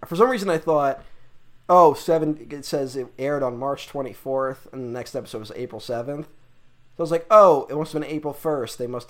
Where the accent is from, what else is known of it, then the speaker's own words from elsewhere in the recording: New York, United States; I'm fascinated with the history of my home state.